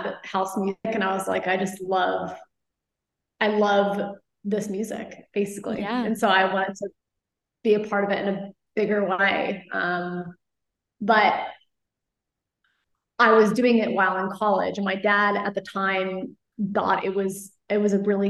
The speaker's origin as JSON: {"language": "English", "town": "Flower Mound", "region": "Texas", "country": "United States", "tie": "born or raised there", "said": "I grew up in Dallas, a suburb outside called Flower Mound"}